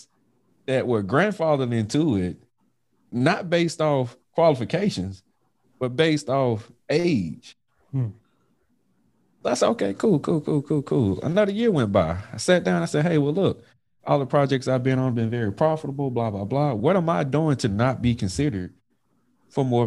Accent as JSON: {"language": "English", "town": "Clarksdale", "region": "Mississippi", "country": "United States", "tie": "born or raised there", "also_born_or_lived": "Hattiesburg, Mississippi", "moved": "as an adult", "said": "originally born and raised in Clarksdale, Mississippi."}